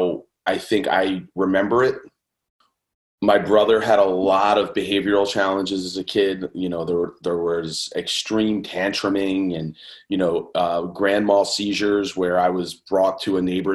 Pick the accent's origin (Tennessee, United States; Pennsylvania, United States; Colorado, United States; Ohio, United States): Pennsylvania, United States; Conshohocken; I grew up outside of Philadelphia, kind of Lafayette Hill, Conshohocken area.